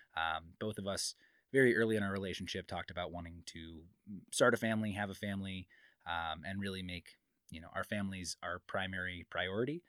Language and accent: English; Midwest, United States; moved away as an adult; now in Reno, United States; I'm from the Midwest, but we moved here not too long ago